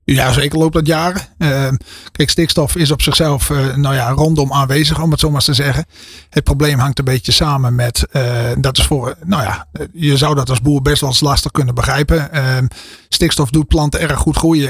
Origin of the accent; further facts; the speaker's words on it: Friesland, Netherlands; Ik kom uit Friesland, ben er niet geboren.